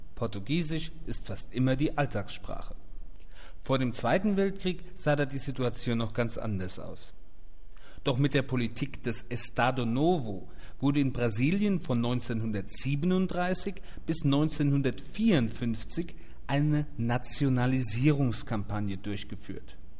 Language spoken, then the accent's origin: German; Mainz, Rhineland-Palatinate, Germany; now in Brazil; ich als gebürtiger Mainzer